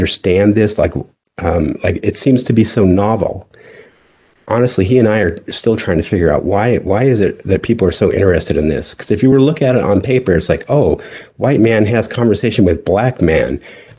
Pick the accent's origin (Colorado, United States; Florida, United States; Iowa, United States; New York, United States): Colorado, United States; Delta; moved away as an adult; I grew up in Western Colorado